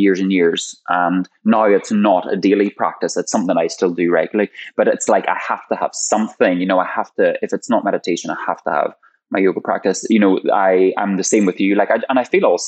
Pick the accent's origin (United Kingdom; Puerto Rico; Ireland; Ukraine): Ireland; I'm Irish